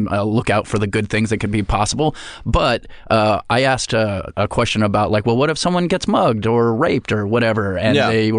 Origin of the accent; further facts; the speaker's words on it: Albuquerque, New Mexico, United States; moved away as an adult; now in Los Angeles, United States; I grew up in New Mexico.